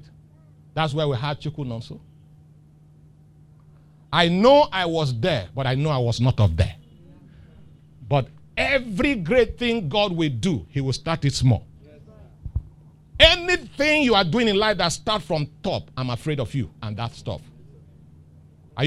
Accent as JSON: {"language": "English", "region": "Lagos", "country": "Nigeria", "tie": "born or raised there", "said": "I grew up in Dolphin Estate"}